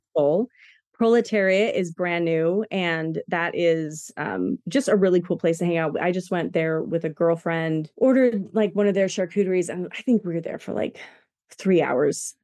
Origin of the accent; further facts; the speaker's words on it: Washington, United States; now in Boise, United States; I'm from Washington